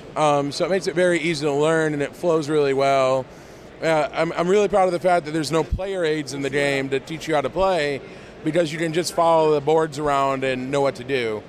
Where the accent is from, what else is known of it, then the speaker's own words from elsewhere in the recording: Northwest Ohio, United States; I'm from Northwest Ohio.